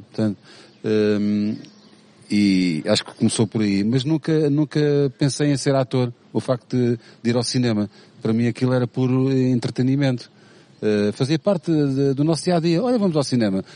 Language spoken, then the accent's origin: Portuguese; Amadora, Lisbon, Portugal; nasci e, e, cresci na Damaia